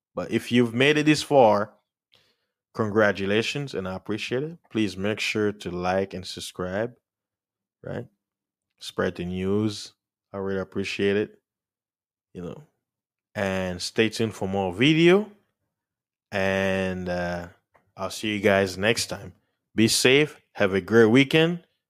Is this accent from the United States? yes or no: yes; United States; as an American